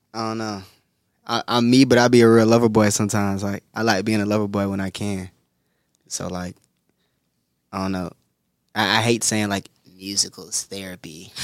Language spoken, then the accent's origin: English; Greenville, South Carolina, United States; now in Los Angeles, United States; I'm from Greenville, South Carolina.